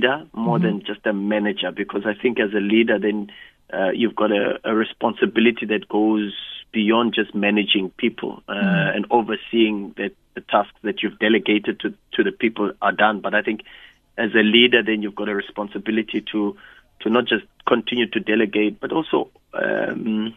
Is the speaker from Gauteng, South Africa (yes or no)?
yes; Soweto, Gauteng, South Africa; I grew up in Soweto